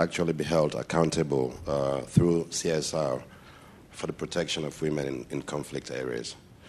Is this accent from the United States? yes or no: no; Sierra Leone; I'm from Sierra Leone as well